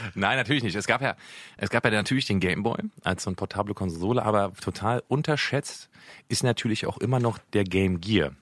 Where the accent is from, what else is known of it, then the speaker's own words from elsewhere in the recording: Berlin, Germany; ich bin in Berlin aufgewachsen, in Mitte, um genau zu sein